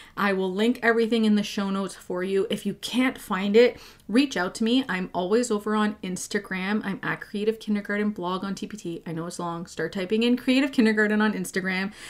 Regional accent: Quebec, Canada; first language English; now in Ontario, Canada; I grew up in Quebec

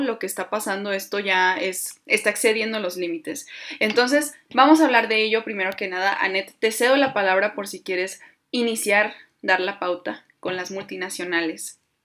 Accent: Mexico; nosotros como mexicanos

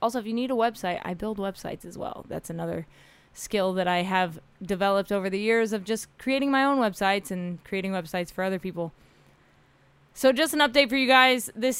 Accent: Oklahoma, United States; also born or lived in Middle East / Australia; I don't consider myself a Californian because I'm not from here. I'm from Oklahoma. I grew up in the Middle East. My story is kind of crazy. Lived in Australia for a little bit

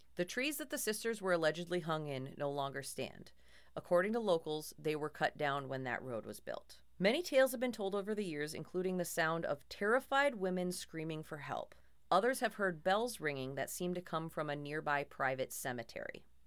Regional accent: Minnesota, United States; accent: Minnesota

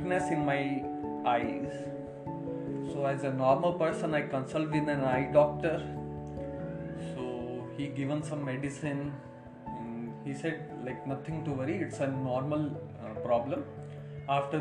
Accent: Sri Ganganagar, Rajasthan, India; moved away as an adult; now in Bangalore, India; my hometown Sri Ganganagar, Rajasthan

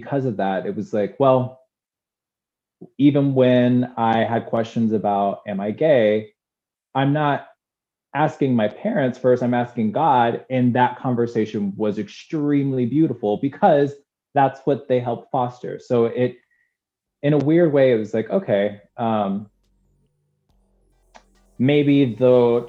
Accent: Durham, North Carolina, United States; I was born in Durham, North Carolina

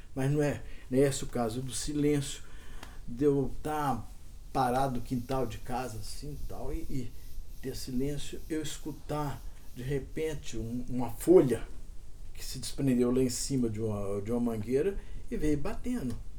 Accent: Cerrado, Brazil; eu fui criado muito no, aqui no Cerrado

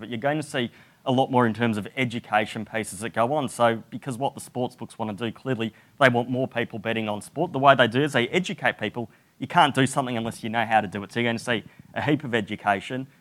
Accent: Australia; moved away; as an Australian

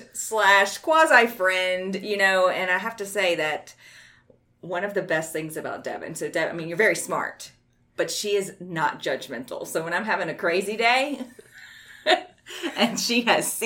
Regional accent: Baton Rouge, Louisiana, United States; being born and raised in Baton Rouge

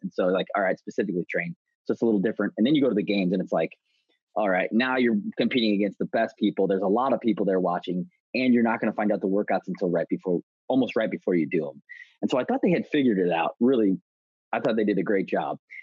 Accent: St. Louis, Missouri, United States; also born or lived in St. Charles, Missouri; I grew up in St. Louis, St. Louis, Missouri

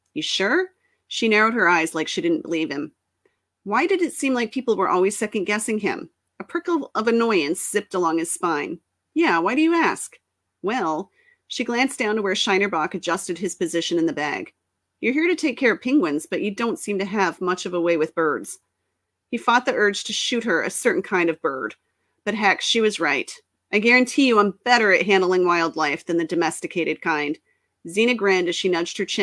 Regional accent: Texas, United States; I grew up in Texas

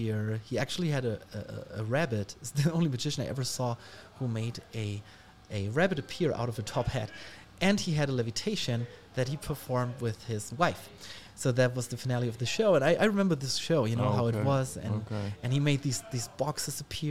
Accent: Ulm, Baden-Württemberg, Germany; English is a second language; in the library in Ulm, in my hometown

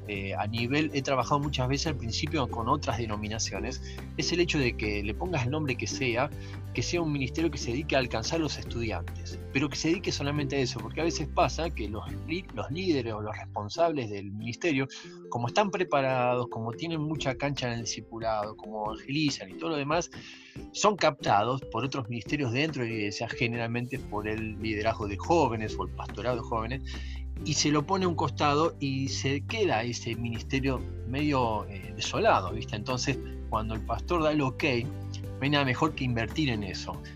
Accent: San Justo, Buenos Aires Province, Argentina; crecí en San Justo, eh, en Buenos Aires

